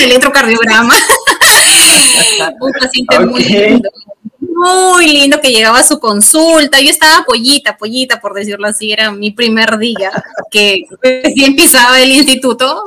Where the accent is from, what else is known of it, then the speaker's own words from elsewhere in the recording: Chiclayo, Lambayeque, Peru; now in Lima, Peru; yo soy de Chiclayo. Yo, bueno, actualmente radico en la ciudad de Lima